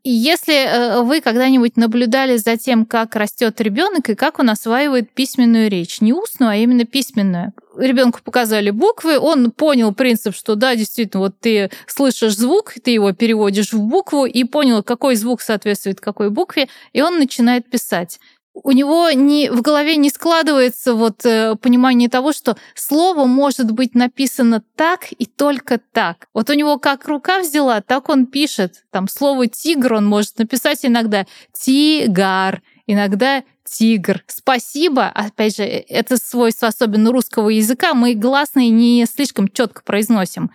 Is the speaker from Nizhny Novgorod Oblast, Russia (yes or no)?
yes; Nizhny Novgorod, Nizhny Novgorod Oblast, Russia; я сама из Нижнего Новгорода